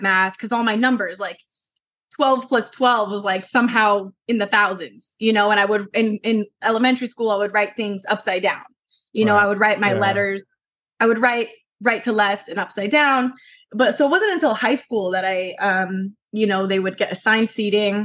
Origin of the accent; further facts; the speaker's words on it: Colorado Springs, Colorado, United States; moved away as an adult; now in Los Angeles, United States; I moved to LA from Colorado. So I was born and raised in Colorado Springs